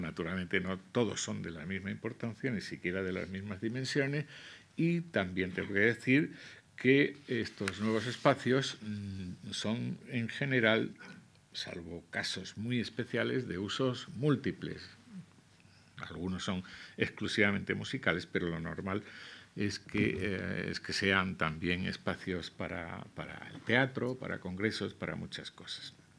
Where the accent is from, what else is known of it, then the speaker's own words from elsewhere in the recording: Cáceres, Extremadura, Spain; also born or lived in Zamora / La Vera; now in Madrid, Spain; Yo que me crié, en, eh, nací en Zamora, eh, pero me crié en Cáceres